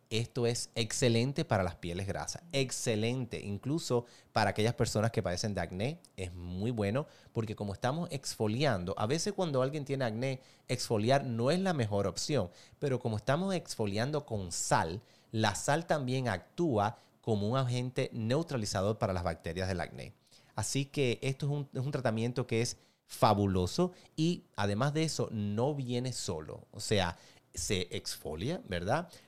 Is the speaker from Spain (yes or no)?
no; Cuba; moved away; Si tú me ves las fotos de cuando yo vine de Cuba, tú dices, no, que ese no eres tú.